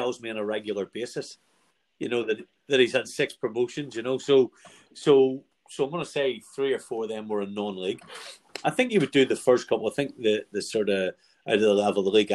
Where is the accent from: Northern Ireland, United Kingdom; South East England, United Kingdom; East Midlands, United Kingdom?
Northern Ireland, United Kingdom; I'm from Northern Ireland